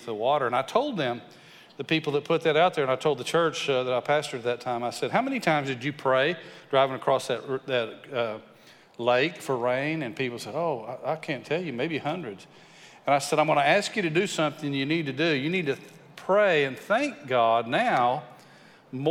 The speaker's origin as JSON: {"language": "English", "region": "West Texas", "country": "United States", "tie": "born or raised there", "said": "I grew up in West Texas"}